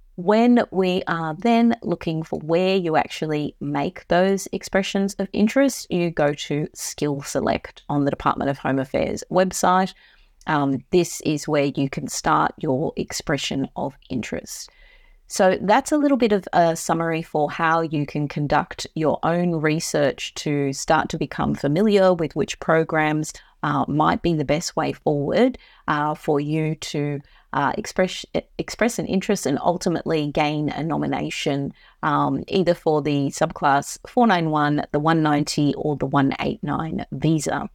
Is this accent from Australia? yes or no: yes; Queensland, Australia; Queensland, my home state